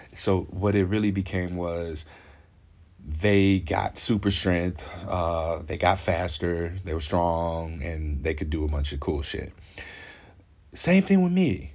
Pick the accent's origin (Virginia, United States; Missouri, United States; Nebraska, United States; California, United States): Missouri, United States; Ferguson; I grew up in Saint Louis, Missouri, Ferguson specifically